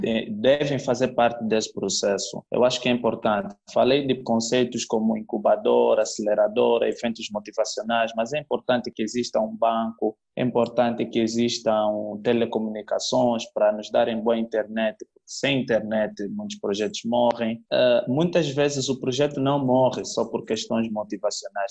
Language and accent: Portuguese; Cabinda, Angola; now in Luanda, Angola; da terra de Cabinda de onde eu sou